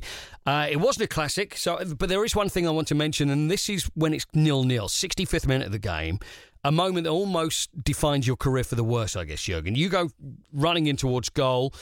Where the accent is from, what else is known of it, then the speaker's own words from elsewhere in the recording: England, United Kingdom; as every English football fan